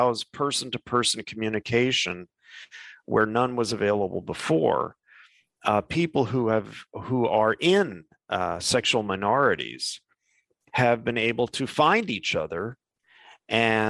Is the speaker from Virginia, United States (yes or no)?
no; New York, United States; moved away as an adult; also born or lived in Midwest; now in California, United States; I grew up in New York, but I spent 7 years living in the Midwest, where I went to college, and now I'm in California.